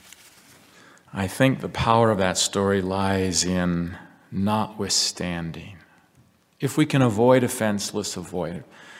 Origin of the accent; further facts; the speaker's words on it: United States; as an American Christian, a Latter-day Saint